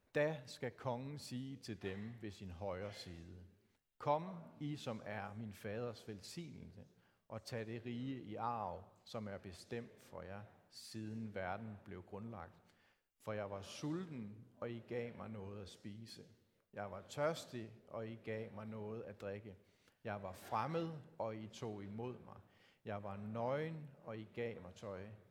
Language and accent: Danish; Denmark; Os som danskere